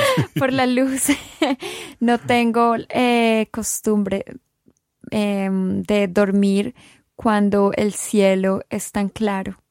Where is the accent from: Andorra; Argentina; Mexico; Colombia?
Colombia; moved away as an adult; now in Scotland, United Kingdom; yo soy colombiana